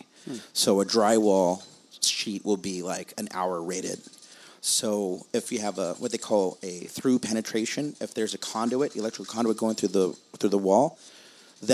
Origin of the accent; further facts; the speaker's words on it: Whittier, California, United States; my hometown in Whittier